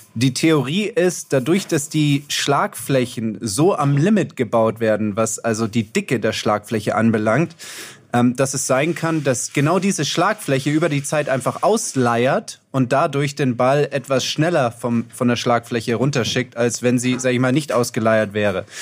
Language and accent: German; Heidelberg area, Baden-Württemberg, Germany; ich aus der Heidelberger Gegend